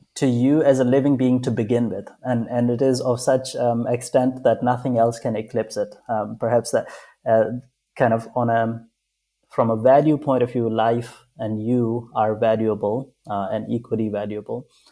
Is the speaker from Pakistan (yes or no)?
yes; Pakistan; I grew up in Pakistan